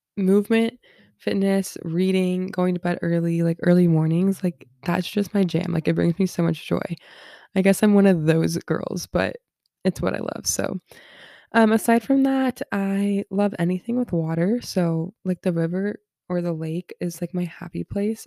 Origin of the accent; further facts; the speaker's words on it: Southern California, United States; I'm from Southern California, born and raised here